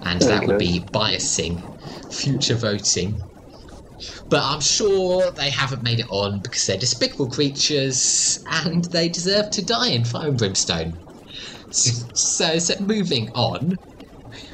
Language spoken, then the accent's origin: English; Australia; I grew up in Australia, where everyone could swim.